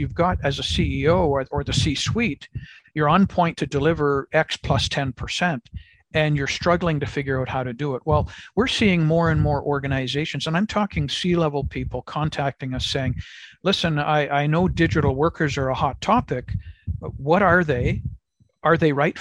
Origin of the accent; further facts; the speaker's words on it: Canada; as a Canadian living in Canada